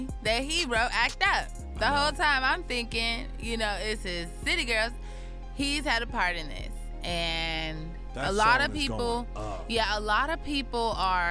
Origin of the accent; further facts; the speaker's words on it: Chicago, Illinois, United States; moved away as an adult; also born or lived in Columbia, Missouri; now in Los Angeles, United States; I'm from Chicago